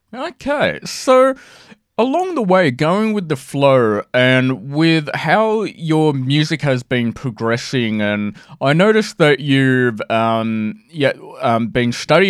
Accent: Sydney, New South Wales, Australia; I'm Sydney.

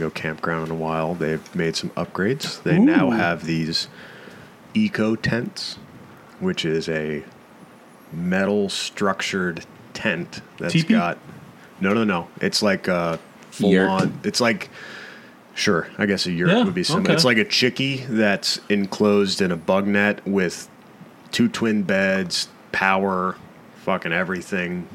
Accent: Tampa, Florida, United States; growing up in Tampa

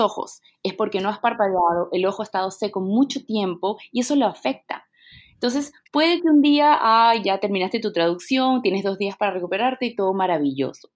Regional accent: Venezuela; moved away as an adult; also born or lived in Peru; now in Lima, Peru; Nací en Perú, viví en Venezuela

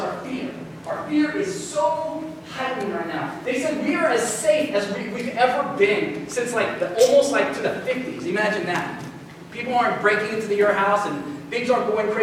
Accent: United States; as Americans

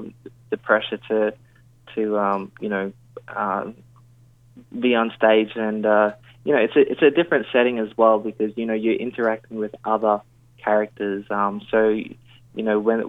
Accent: Queensland, Australia; now in Sydney, Australia; I feel like I'm a Queenslander through and through. But yeah, at the moment, Sydney is home

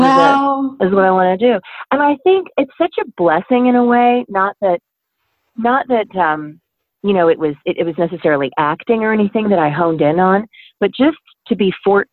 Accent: Troy, Michigan, United States; now in Ohio, United States; a school system when I was growing up in Troy, Michigan

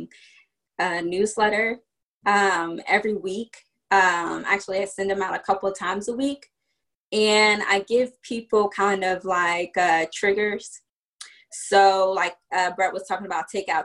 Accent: Virginia, United States; also born or lived in New York / Washington, D.C. / Prince George's County, Maryland; I was born in New York, but I grew up in Virginia

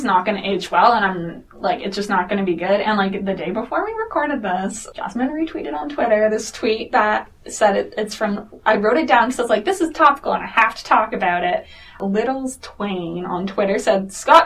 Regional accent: Toronto, Ontario, Canada; I grew up in Toronto

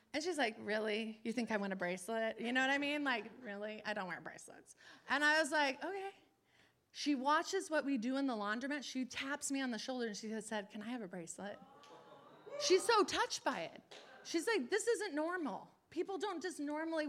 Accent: Los Angeles, California, United States; I'm from Los Angeles

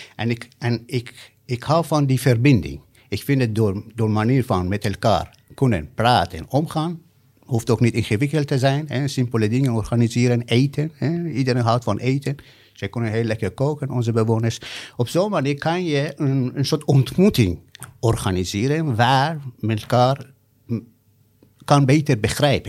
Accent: Iran; Dutch is a second language; also born or lived in Amsterdam, Netherlands / Rotterdam, Netherlands / Hellevoetsluis, Netherlands; now in Capelle aan den IJssel, Netherlands; ik ben in Iran geboren. Ik ben zelf ooit gevlucht uit Iran in 1985.

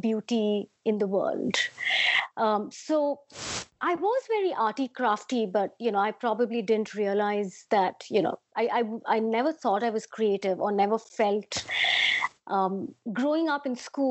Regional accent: Mumbai, Maharashtra, India; now in London, United Kingdom; I'd love to say I'm a Bombay girl because I was born in Bombay. Most of my growing years was about embodying the spirit of whatever Bombay stands for

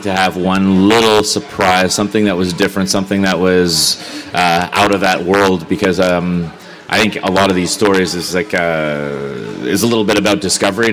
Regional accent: Canada; I'm Canadian.

